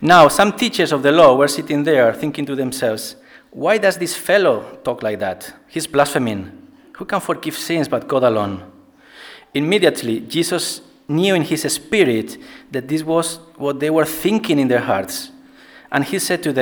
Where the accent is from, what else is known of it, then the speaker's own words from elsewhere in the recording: Spain; moved away as an adult; now in Bradford, United Kingdom; I'm originally from Spain. And I came to Bradford in 2009.